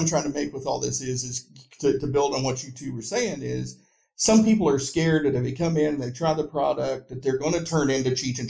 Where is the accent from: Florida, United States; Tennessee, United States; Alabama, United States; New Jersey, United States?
Tennessee, United States; Northeast; I grew up in Northeast Tennessee.